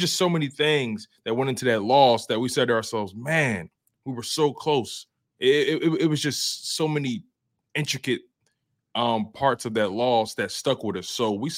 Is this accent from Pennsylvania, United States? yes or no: yes; Philadelphia, Pennsylvania, United States; moved away; because I'm from Philly